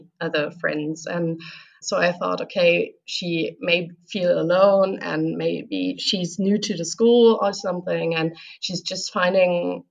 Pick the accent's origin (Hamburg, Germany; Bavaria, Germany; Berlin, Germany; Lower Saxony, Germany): Lower Saxony, Germany; Hanover; I'm 27 years old. I'm from Hanover. I went to school with Coco.